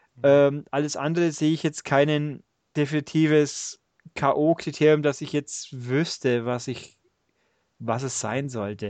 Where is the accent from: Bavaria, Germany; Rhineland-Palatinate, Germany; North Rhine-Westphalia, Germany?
Bavaria, Germany; Augsburg; accent: Augsburgerisch; ich komme ja hier aus dem Augsburger Eck